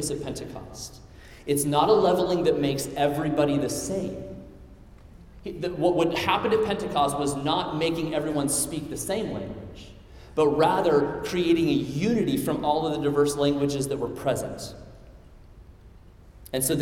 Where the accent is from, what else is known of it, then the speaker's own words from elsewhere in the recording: Midwest, United States; I'm from the Midwest. We don't have an accent